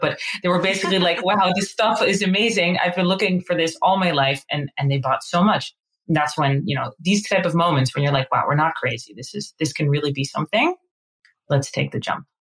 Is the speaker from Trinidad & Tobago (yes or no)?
no; Amsterdam, North Holland, Netherlands; moved away as an adult; now in New York, United States; I'm originally from Amsterdam. Um, we've been now in New York for around 10 years